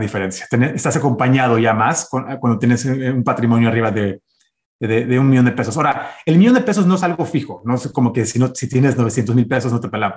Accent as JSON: {"language": "Spanish", "country": "United States", "tie": "born or raised there", "said": "nací, de hecho, en Estados Unidos. Soy el, primer gringo este, ciudadano nacido aquí en Estados Unidos."}